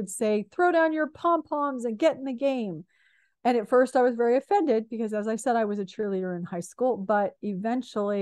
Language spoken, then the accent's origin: English; San Jose, California, United States; also born or lived in Madrid, Spain; I grew up in San Jose, California, very middle class background.